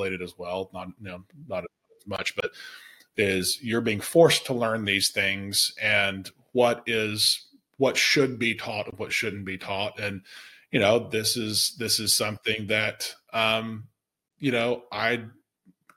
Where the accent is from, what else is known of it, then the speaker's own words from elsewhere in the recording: Alabama, United States; I grew up in Alabama